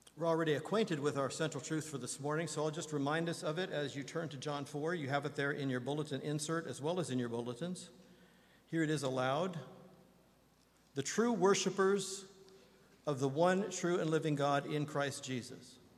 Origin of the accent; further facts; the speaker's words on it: Indiana, United States; moved away; my beloved home state of Indiana